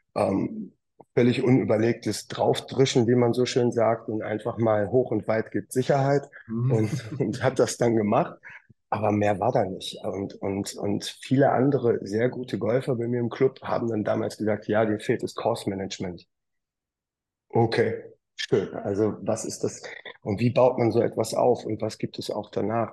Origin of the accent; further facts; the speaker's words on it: Wuppertal, North Rhine-Westphalia, Germany; aus dem wunderschönen Wuppertal, wo ich äh, lebe, wohne, geboren bin und auch Golf spiele.